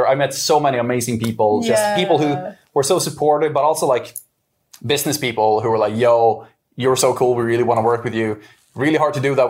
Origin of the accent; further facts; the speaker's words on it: an island outside Stockholm, Stockholm County, Sweden; now in Japan; We would travel out to the island I was raised outside of Stockholm, because I just wanted to show off where I was raised